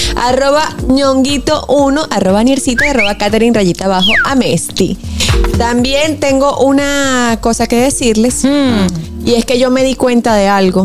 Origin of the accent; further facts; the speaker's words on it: Venezuela; yo soy venezolana